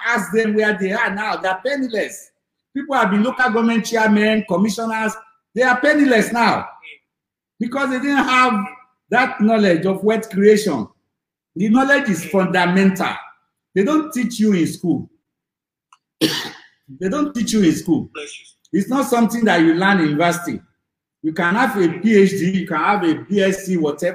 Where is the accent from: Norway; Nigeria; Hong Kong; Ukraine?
Nigeria; Lagos; I grew up in Lagos Island with my grandmother, who were very, very poor